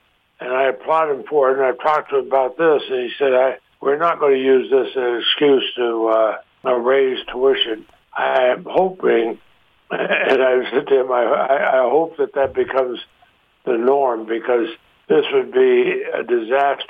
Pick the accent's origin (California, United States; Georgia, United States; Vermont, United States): Vermont, United States; Montpelier; I grew up in Montpelier, our capital city